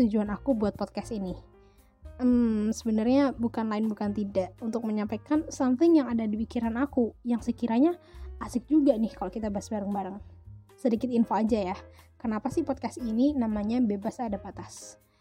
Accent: Yogyakarta, Special Region of Yogyakarta, Indonesia; I was born in Jogja, besar di Jogja juga, tapi ayah sama mama aku itu orang Medan

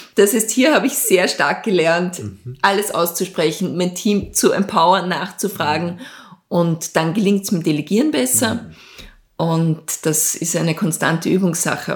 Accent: Lower Austria, Austria; also born or lived in Switzerland; ich bin äh, in Niederösterreich aufgewachsen

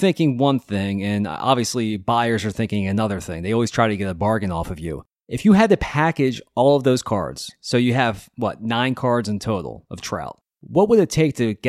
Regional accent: Philadelphia, Pennsylvania, United States; I'm from Philadelphia

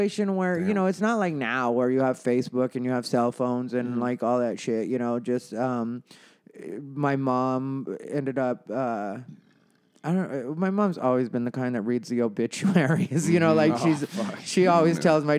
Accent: Casa Grande, Arizona, United States; It's a town called Casa Grande

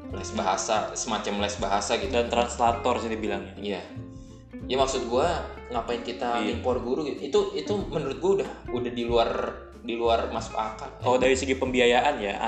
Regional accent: Sumedang, West Java, Indonesia; di daerah gue mau honor di negeri kayak saudara gue dia cuma digaji 200 ribu sebulan daerah Sumedang

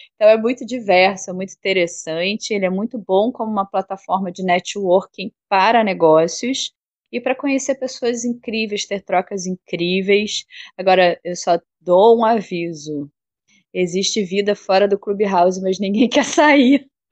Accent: Rio de Janeiro, Brazil; moved away as an adult; now in Bahia, Brazil; Eu sou carioca, nascida no Rio. É, morei lá no Rio até 2008.

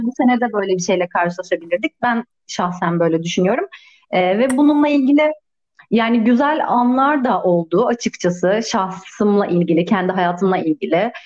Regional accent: Istanbul, Turkey; moved away as an adult; now in Edirne, Turkey; doğma büyüme İstanbul'dayım

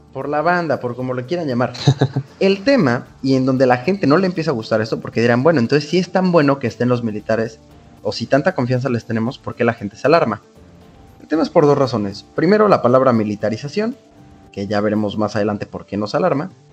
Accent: Veracruz, Mexico; en Veracruz, que es de donde soy

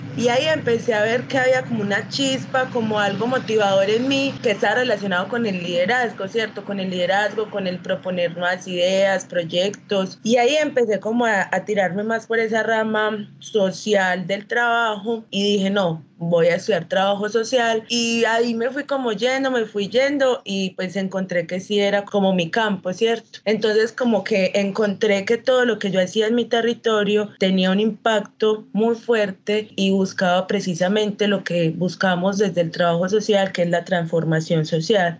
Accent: Entrerríos, Antioquia, Colombia; oriunda del municipio de Entre Ríos, Entre Ríos, Antioquia, al norte del departamento

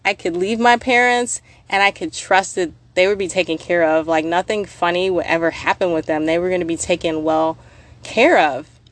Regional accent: United States; now in Minnesota, United States; I'm from the States

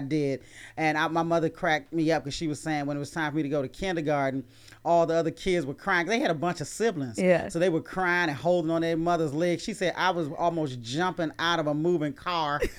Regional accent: Maryland, United States; I grew up in Maryland

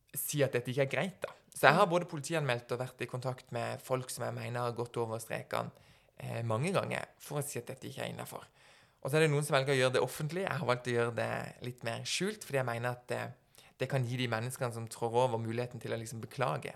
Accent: Norway; vi har fått den såkalte gullbilletten for å bli liksom født og oppvokst i Norge

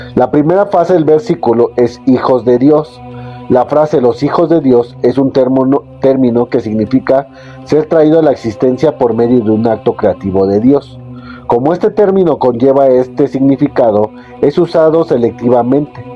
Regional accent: Mexico; yo soy de México

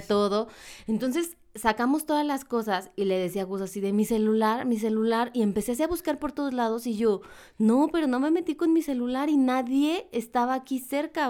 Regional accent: Mexico; como mexicanos

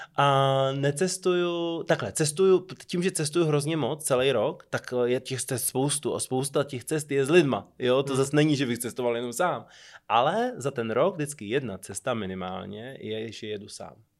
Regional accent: Czechia; jsem se asi po čtyřech letech dostal jako první Čech

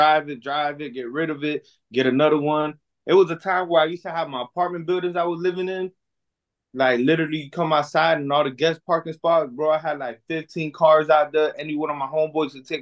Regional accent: Miami, Florida, United States; I'm from Miami, Florida, born and raised. I've never lived nowhere else but here

